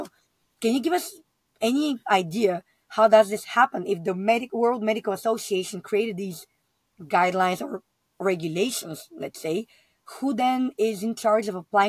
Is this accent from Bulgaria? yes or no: yes; Bulgaria; also born or lived in United Kingdom; I'm originally from Bulgaria.